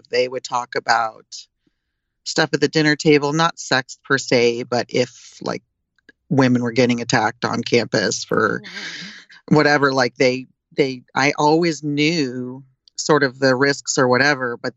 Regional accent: Illinois, United States; also born or lived in East Coast; now in California, United States; I came from Illinois. I'm a Midwesterner

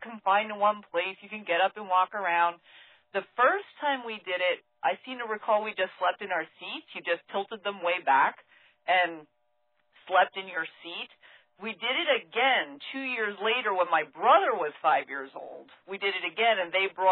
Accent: northern New Jersey, United States; now in Ashland, Massachusetts, United States; I grew up in northern New Jersey.

